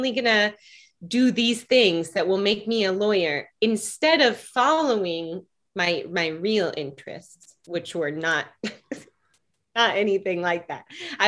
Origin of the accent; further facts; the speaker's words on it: Seattle, Washington, United States; In Seattle.